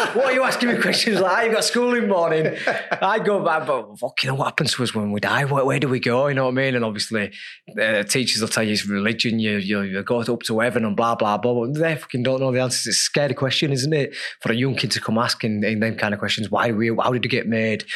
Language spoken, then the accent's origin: English; Leeds, Yorkshire and the Humber, United Kingdom; as a kid growing up in Leeds on you know a council estate